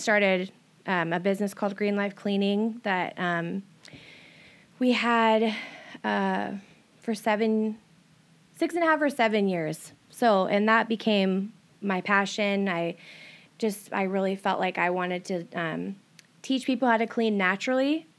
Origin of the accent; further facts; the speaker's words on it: Everett area, Washington, United States; I started, um, in Everett area and then, like, Stevens, but most of my growing up since I was about fourteen was here.